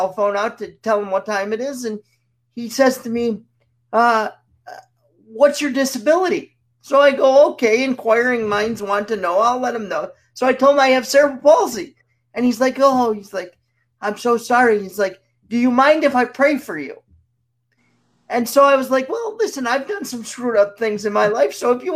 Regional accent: New York, United States; I'm from New York.

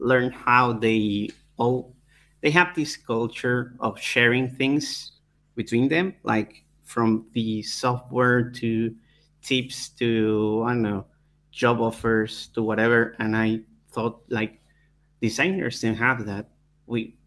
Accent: Argentina; I'm from Argentina

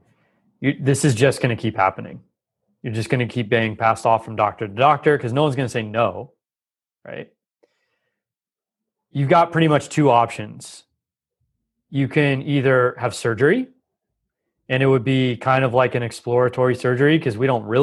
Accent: Los Angeles, California, United States; I grew up in Los Angeles

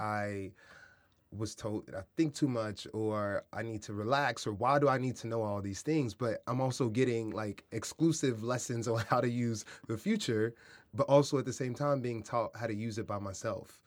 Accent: Kansas City, Missouri, United States; moved away; also born or lived in San Diego, California; I grew up in Kansas City and San Diego

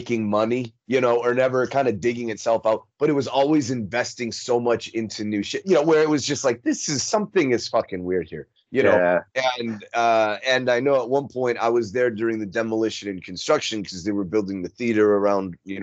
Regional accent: Minnesota, United States; moved away as an adult; also born or lived in Chicago; now in Las Vegas, United States; I grew up in Minnesota, right? But I moved to Chicago first. Right. As soon as I turned 18, I moved to Chicago.

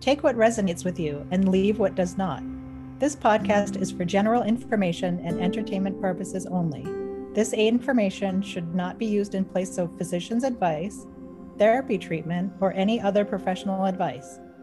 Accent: Boston, Massachusetts, United States; I hail from Boston, Massachusetts

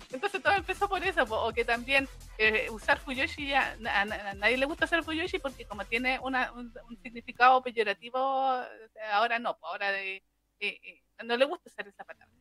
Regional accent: Chile; nosotros hablemos como chilenos

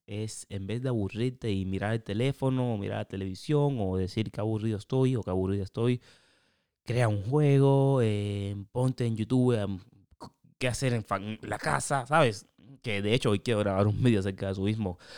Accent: Cuba; moved away; also born or lived in Europe; Yo soy cubano.

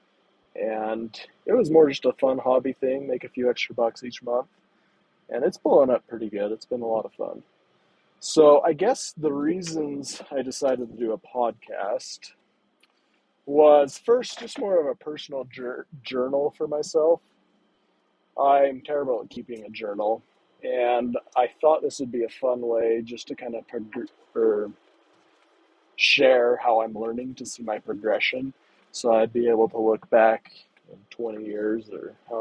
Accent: Wyoming, United States; I grew up in Wyoming. I still live nearby in that area

